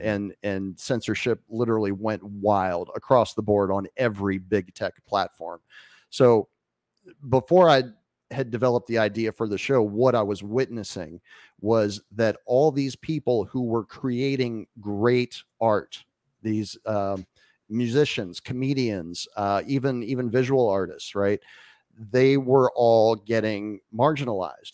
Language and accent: English; Winchester, Virginia, United States; moved away as an adult; now in Acapulco, Mexico; my hometown of Winchester, Virginia